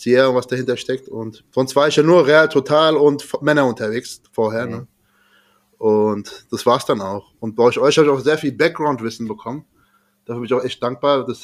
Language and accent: German; Frankfurt, Hesse, Germany; ich komme auch aus Frankfurt. So wie ihr auch.